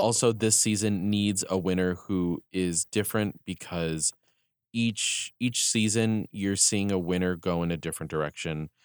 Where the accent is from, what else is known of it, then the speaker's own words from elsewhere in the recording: New York, United States; we are from New York